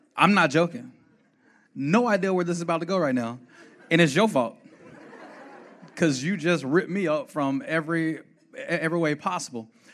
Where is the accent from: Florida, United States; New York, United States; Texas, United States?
Texas, United States; Fort Worth; I'm from Fort Worth, Texas, born and raised